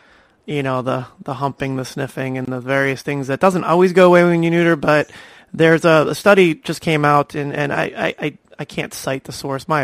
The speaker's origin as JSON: {"language": "English", "region": "Florida", "country": "United States", "tie": "born or raised there", "said": "my home state of Florida"}